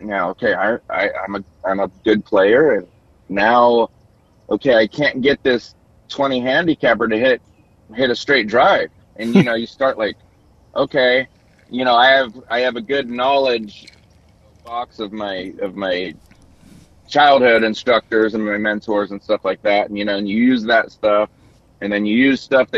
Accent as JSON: {"language": "English", "town": "Long Beach", "region": "California", "country": "United States", "tie": "born or raised there", "also_born_or_lived": "Orange County, California", "said": "when I got into teaching, you know, I'm in my hometown. So, you know, I haven't been around much because I'd moved to Orange County, California, which is 30 minutes south of Long Beach area"}